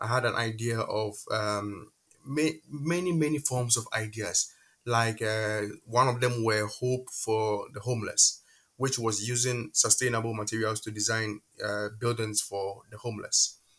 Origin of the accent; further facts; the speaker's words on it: Qatar; moved away as an adult; also born or lived in Ghana; now in Poland; Ghana for about 10 years before moving to Qatar with my parents. And I went to high school in Qatar. I was raised in Qatar.